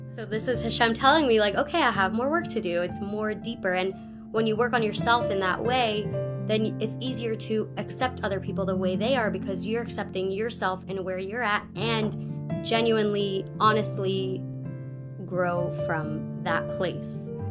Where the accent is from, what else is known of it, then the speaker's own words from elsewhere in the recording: Pittsburgh, Pennsylvania, United States; moved away as an adult; also born or lived in California; I am originally from Pittsburgh